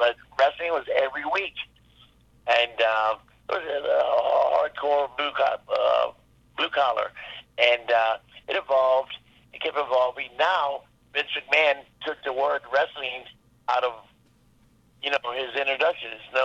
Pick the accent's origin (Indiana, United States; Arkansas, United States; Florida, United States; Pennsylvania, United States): Florida, United States; when I was growing up in Florida